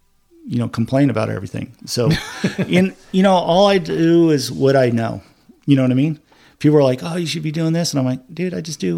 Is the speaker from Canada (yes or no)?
no; Dana Point, California, United States; also born or lived in Redondo Beach, California / Huntington Harbor, California; I grew up in Dana Point. I was born in Redondo Beach, but I know, you know, I spent a lot of time in Redondo Beach, King Harbor.